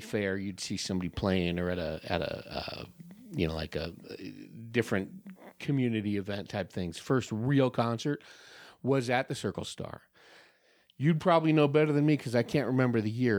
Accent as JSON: {"language": "English", "town": "Hayward", "region": "California", "country": "United States", "tie": "born or raised there", "moved": "yes", "lives_now": "Prescott, United States", "said": "I was born and raised in Hayward"}